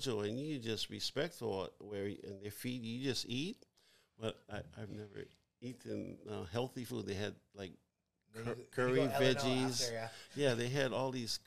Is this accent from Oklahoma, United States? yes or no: no; Hawaii, United States; we were as Hawaiian people